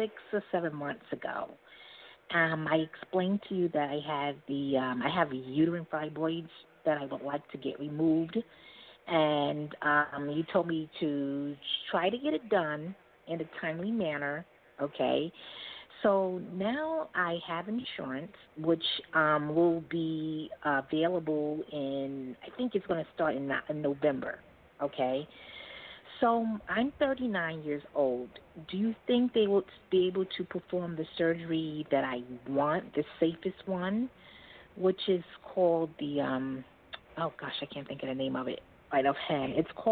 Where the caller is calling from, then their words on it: New York City, New York, United States; From New York City.